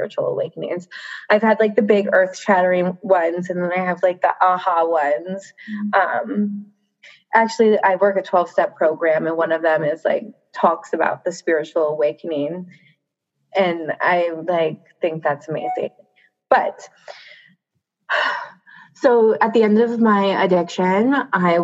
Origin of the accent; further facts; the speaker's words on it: Baltimore, Maryland, United States; moved away as an adult; I'm from Baltimore. I'm like 5 hours away from that now. And I never went back home